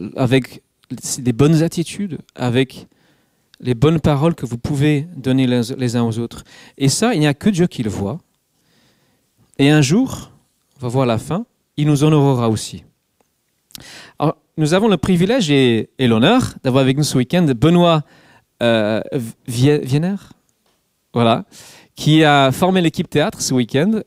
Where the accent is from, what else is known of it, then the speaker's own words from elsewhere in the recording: England, United Kingdom; French is a second language; moved away; Je suis anglais